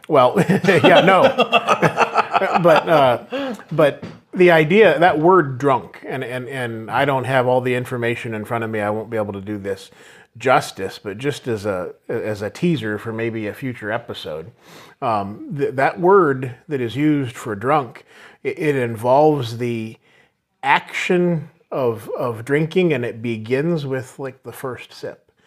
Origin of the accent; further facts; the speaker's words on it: United States; us Americans